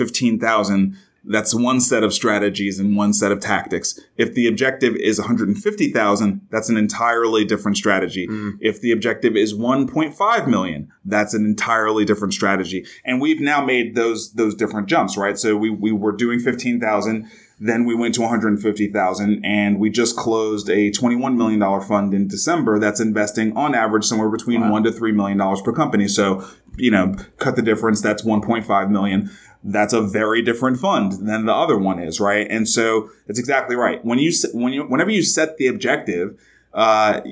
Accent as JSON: {"language": "English", "town": "New York City", "region": "New York", "country": "United States", "tie": "born or raised there", "said": "I grew up in Brooklyn, New York"}